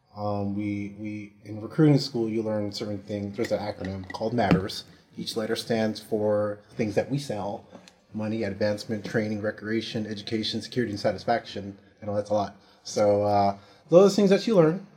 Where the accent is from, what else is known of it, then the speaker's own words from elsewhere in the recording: San Francisco, California, United States; moved away; I'm um, originally from San Francisco, California.